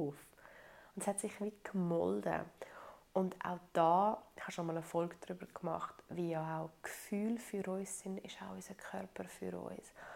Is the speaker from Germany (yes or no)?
no; Italy; ich so als Italienerin bin so ein bisschen erzogen worden